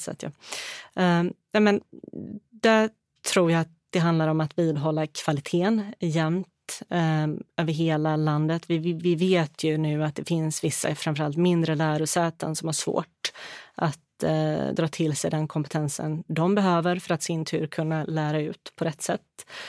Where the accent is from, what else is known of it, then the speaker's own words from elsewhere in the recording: Halmstad, Halland County, Sweden; moved away as an adult; also born or lived in Bosnia and Herzegovina; now in Stockholm, Sweden; Jag är från västkusten, från Halmstad och Halland